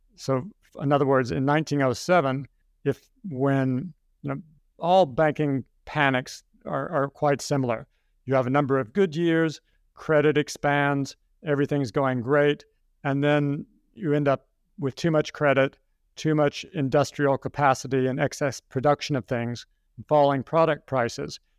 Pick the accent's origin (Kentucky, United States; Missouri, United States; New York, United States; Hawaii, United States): Kentucky, United States; moved away as an adult; also born or lived in Hong Kong; I'm an American. I grew up in Kentucky